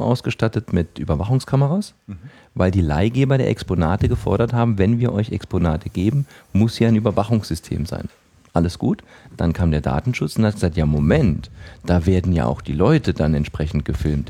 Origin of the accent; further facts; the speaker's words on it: Saarland, Germany; bei uns im Saarland